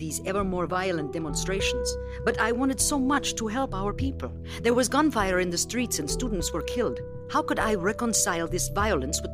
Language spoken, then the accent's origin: English; Dominican Republic; from the Dominican Republic. When I was in high school, we had a very unstable government. Our people were oppressed